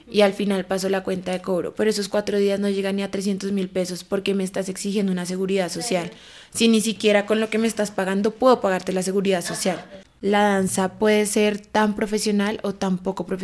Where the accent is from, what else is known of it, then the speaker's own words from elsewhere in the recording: Bogotá, Colombia; Tengo 21 años y soy bogotana.